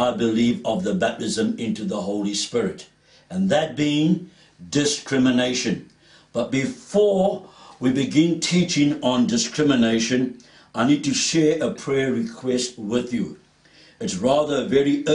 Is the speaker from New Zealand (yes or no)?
no; South Africa; As a South African, I grew up in the period of apartheid